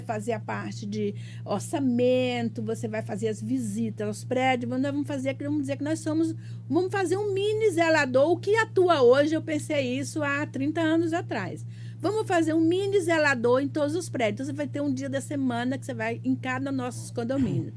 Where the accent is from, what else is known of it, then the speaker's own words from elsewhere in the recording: Northeast Region, Brazil; now in Piracicaba, Brazil; Sou nordestina eternamente